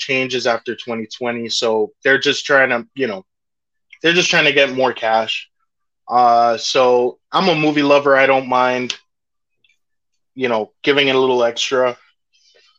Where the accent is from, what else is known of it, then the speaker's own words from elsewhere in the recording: New York, United States; I'm a New Yorker